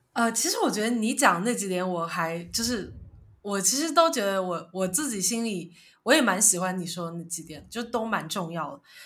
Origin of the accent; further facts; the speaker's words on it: China; moved away; 我从小在中国长大